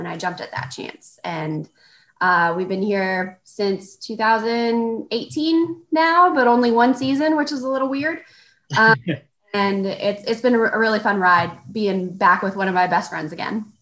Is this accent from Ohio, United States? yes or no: no; Corpus Christi, Texas, United States; moved away as an adult; also born or lived in San Antonio, Texas; So I'm from Corpus Christi, Texas. My dad was in the Navy.